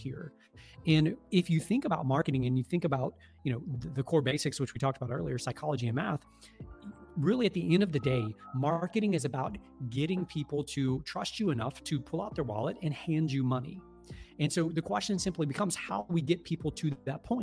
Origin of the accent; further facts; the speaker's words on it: the South, United States; I'm from the South down here, and it's the, you know, quote unquote Bible Belt